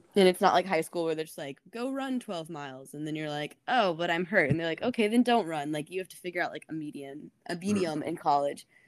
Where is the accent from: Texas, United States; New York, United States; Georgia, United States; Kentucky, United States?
Georgia, United States; Atlanta; I'm from Atlanta.